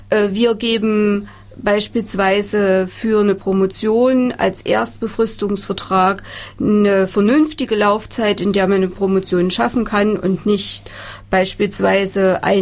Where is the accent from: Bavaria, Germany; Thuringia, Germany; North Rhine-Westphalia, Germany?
Thuringia, Germany; Insofern ist es schön, wir als Thüringer, wir sind ein kleines Land